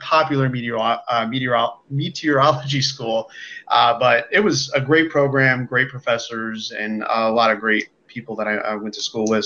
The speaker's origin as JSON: {"language": "English", "country": "United States", "said": "I am from the Quad Cities, so that's kind of on the border of Iowa and Illinois"}